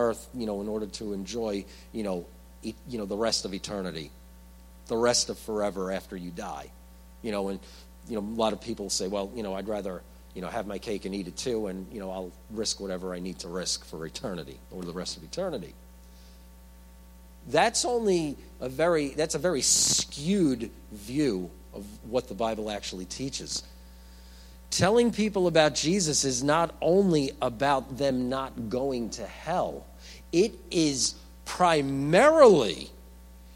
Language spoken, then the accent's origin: English; New York, United States; I'm from New York